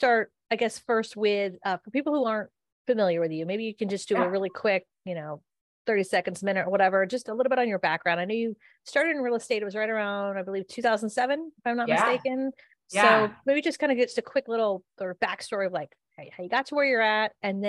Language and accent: English; California, United States; I'm a Californian in the States